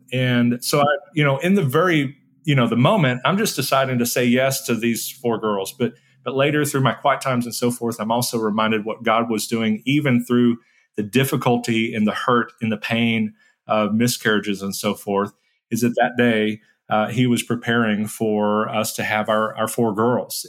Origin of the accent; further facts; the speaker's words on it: San Bernardino, California, United States; I was born in San Bernardino, California to a teen mom